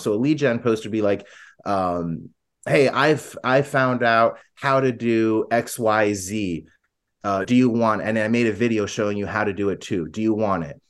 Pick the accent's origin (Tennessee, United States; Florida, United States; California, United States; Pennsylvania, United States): Florida, United States; now in Arizona, United States; I'm from Florida originally, I live in Arizona